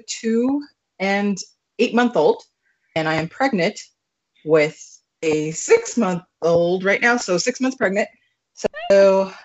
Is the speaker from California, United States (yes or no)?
yes; California, United States; now in Washington, United States; I'm from California, so I'm moving to Washington